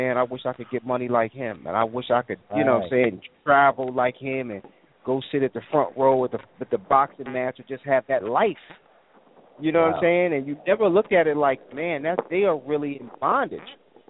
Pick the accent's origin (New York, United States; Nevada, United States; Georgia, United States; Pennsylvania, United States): New York, United States; me growing up in New York, I was around drug dealers all my teenage life.